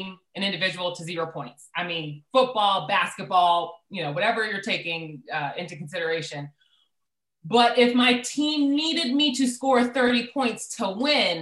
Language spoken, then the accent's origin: English; Pittsburgh, Pennsylvania, United States; I'm a Pittsburgh girl, born and raised.